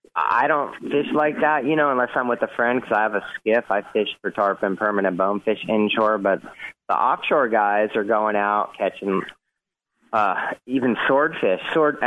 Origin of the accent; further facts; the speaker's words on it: Newport Beach, California, United States; moved away as an adult; now in Key West, United States; I grew up in California surfing, so, you know, that's a little different down there in Newport Beach.